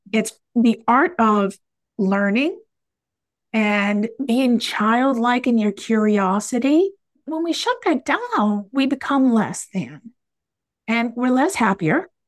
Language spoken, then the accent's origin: English; United States; I am an American after all